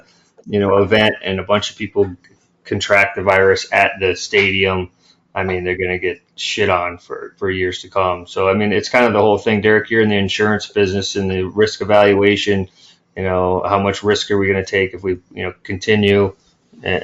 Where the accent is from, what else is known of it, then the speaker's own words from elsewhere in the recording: New York, United States; we're from New York